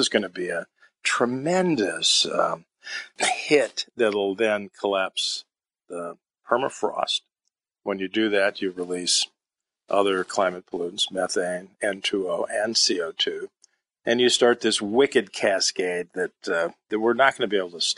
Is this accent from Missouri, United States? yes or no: no; Los Angeles, California, United States; I grew up in Los Angeles. I remember days when we couldn't go out for recess because we had smog alerts.